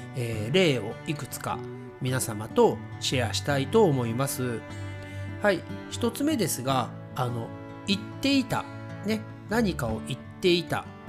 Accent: Japan; first language Japanese; 私たち日本語のネイティブスピーカーは

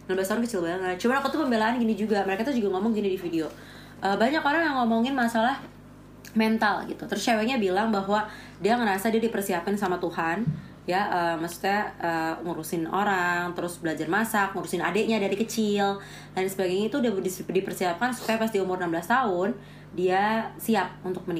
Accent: North Sumatra, Indonesia; aku sebagai orang Batak tersinggung

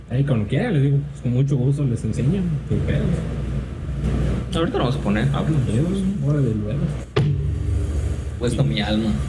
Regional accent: Chile; mi tío yo crecí en Chile

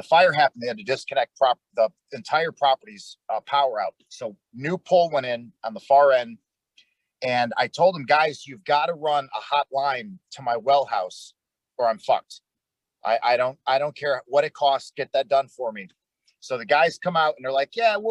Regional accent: Detroit, Michigan, United States; moved away as an adult; also born or lived in North Dakota; now in Texas, United States; I grew up in Detroit, Michigan. When I was 18, I joined the United States Air Force. They sent me down here to Texas.

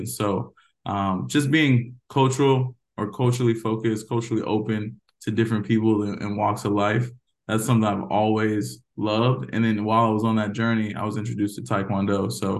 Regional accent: Georgia, United States; born there; also born or lived in Tampa, Florida / Stuttgart, Germany / Mannheim, Germany / Texas; I was born in Georgia, didn't stay long, went to Tampa, Florida, then Stuttgart, Germany, back to Tampa, Florida, back to Mannheim, Germany, and then ultimately Texas.

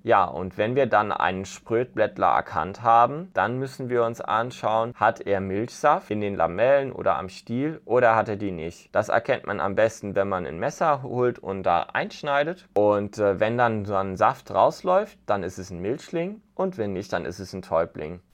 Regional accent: southwest Germany, Germany; ich komme aus dem Südwesten.

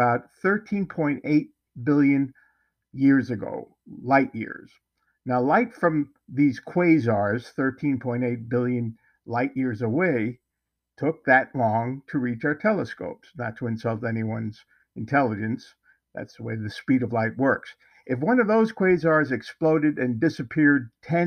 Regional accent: North Bergen, New Jersey, United States; moved away; my hometown, North Bergen, New Jersey.

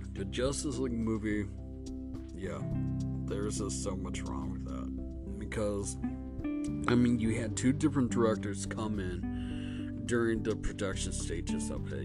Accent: Michigan, United States; I'm actually from Michigan

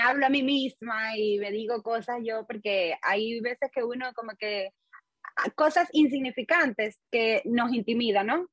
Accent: Holguín, Cuba; moved away as an adult; also born or lived in Havana, Cuba / Santiago de Cuba, Cuba / China; now in United Arab Emirates; cuando regresé a Holguín, terminé mi primer y segundo año del conservatorio.

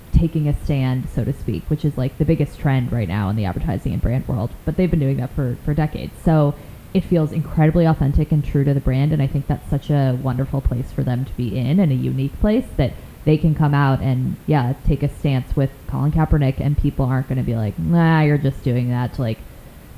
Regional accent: Chicago, Illinois, United States; moved away; also born or lived in upstate New York; I'm originally from Chicago. I went to school in upstate New York

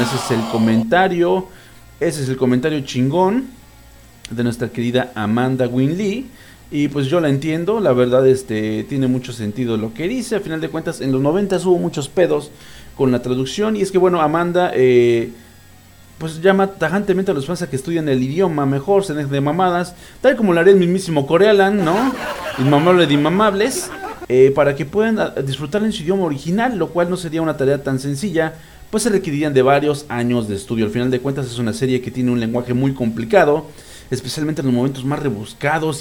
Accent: Mexico; soy un pinche mexicano bien ridículo

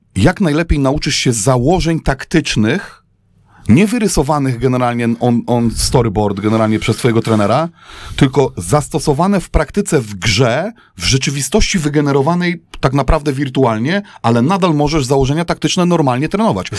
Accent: Wrocław, Lower Silesian Voivodeship, Poland; na Kozanowie, na naszym boisku do piłki nożnej

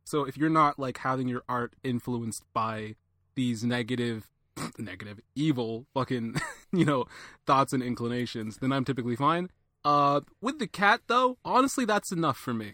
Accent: Atlanta, Georgia, United States; I'm an Atlanta native

